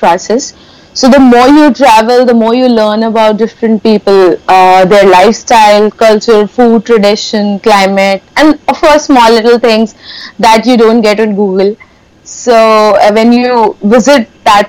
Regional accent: Kanpur, Uttar Pradesh, India; my hometown Kanpur

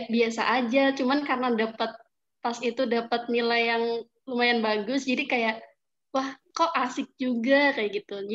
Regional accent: Bumiayu, Central Java, Indonesia; asal saya dari Bumi Ayu.

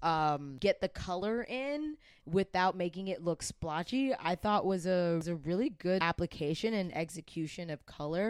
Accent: Atlanta, Georgia, United States; I'm from Atlanta

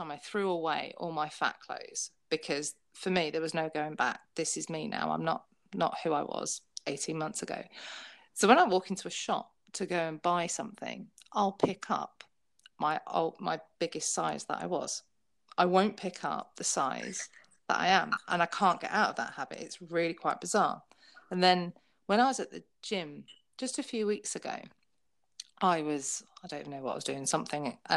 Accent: United Kingdom; I'm British.

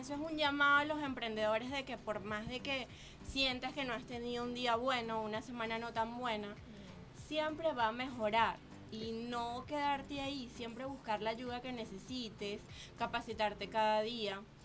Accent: Venezuela; now in Chile; salí de Venezuela

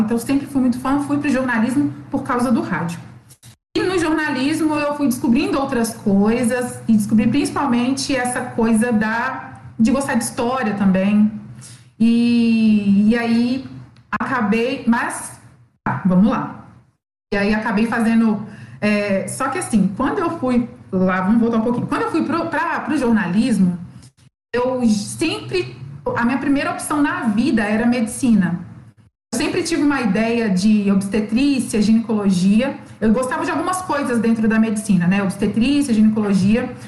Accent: Belo Horizonte, Minas Gerais, Brazil; eu sou de BH

